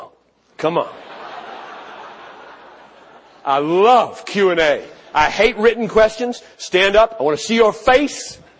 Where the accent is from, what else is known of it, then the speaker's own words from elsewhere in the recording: United States; I'm a Christian. 10,000 times before I'm an American